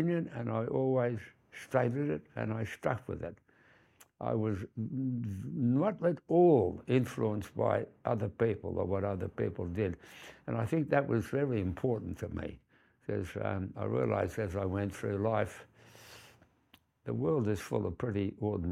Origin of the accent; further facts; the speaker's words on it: Fremantle, Western Australia, Australia; also born or lived in Perth; I was born in Fremantle, and those days was what they call a low socio-demographic. We had no money. Born in Beaconsfield, actually. And then we moved, when my father came back from the war, we had a war service home in East Fremantle